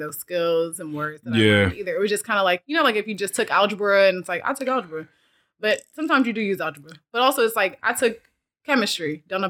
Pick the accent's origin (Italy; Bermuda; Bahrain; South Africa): South Africa; but usually like I'm from South Africa. So normally like when I go to South, my parents live there.